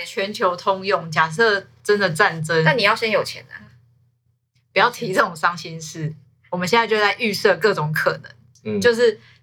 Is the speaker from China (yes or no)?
no; Taiwan; 我们台湾人